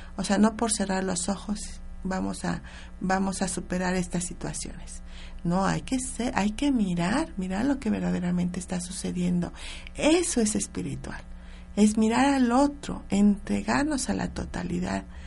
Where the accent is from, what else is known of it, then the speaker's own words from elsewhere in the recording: Mexico; como mexicanos nosotros lo, lo vivimos cada, cada semana en nuestras escuelas